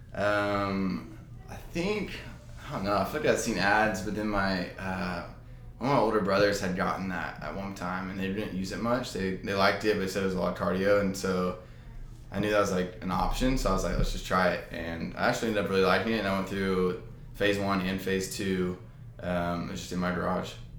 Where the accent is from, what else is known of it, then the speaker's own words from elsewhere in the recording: Arlington, Texas, United States; also born or lived in College Station, Texas; I'm from Arlington, Texas